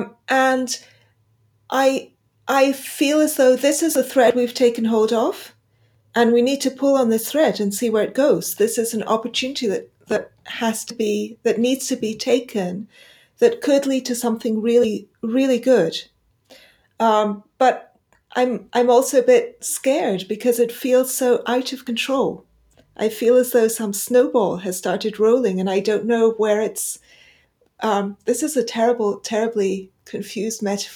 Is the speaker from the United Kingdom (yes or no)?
yes; United Kingdom; being British